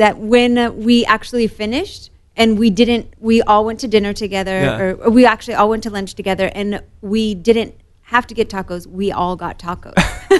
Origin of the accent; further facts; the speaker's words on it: Morocco; born there; So I was born in Morocco. Almost all of my Moroccan family is either in Morocco or Europe. My father's side of the family is mainly in West Virginia.